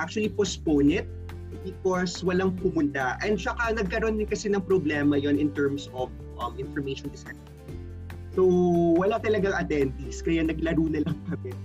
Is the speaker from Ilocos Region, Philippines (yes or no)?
no; Antique, Western Visayas, Philippines; now in Makati, Philippines; I live in Makati right now, pero talagang uh, I'm from Antique. That's my home province.